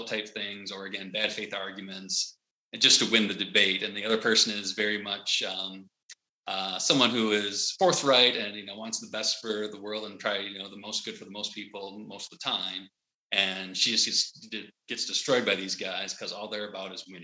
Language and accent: English; United States; I'm American